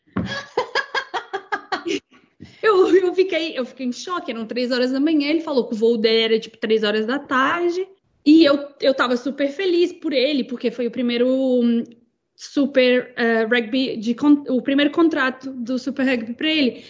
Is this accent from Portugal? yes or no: yes; Portugal; also born or lived in Presidente Olegário, Minas Gerais, Brazil / Patos de Minas, Minas Gerais, Brazil / Wales, United Kingdom; now in New Zealand; nós nos mudamos para Portugal e foi onde eu basicamente cresci e fui criada